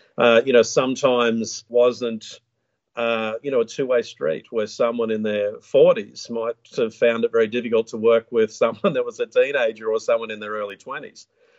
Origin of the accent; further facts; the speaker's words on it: Australia; I live in a small town just west of Brisbane in the Sunshine State of Queensland.